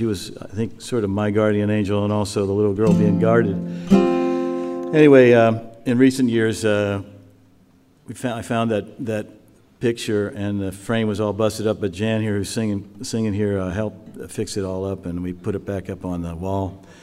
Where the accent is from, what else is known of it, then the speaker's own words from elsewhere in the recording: Wheeling, West Virginia, United States; moved away; When I was a little kid, really growing up in Wheeling, where I'm from